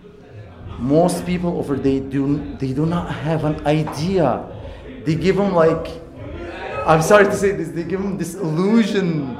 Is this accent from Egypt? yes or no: yes; Egypt; moved away; I'm Egyptian, I'm from Egypt